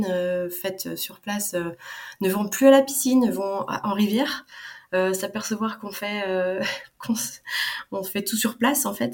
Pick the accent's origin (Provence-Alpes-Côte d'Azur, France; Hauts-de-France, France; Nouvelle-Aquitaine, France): Hauts-de-France, France; en fait, je suis originaire du Nord. Alors, je sais pas si tu connais, entre Saint-Omer, entre Lille et Calais.